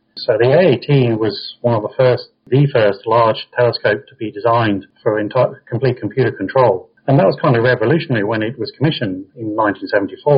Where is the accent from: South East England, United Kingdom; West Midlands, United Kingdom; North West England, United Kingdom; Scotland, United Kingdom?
West Midlands, United Kingdom; Coventry; moved away as an adult; also born or lived in Cambridge; now in Australia; grew up in Coventry, right in the middle of England